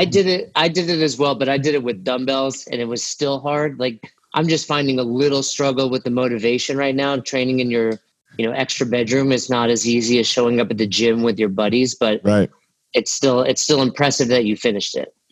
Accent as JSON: {"language": "English", "region": "New York", "country": "United States", "tie": "born or raised there", "also_born_or_lived": "Florida", "moved": "as an adult", "lives_now": "Boulder, United States", "said": "I grew up in New York"}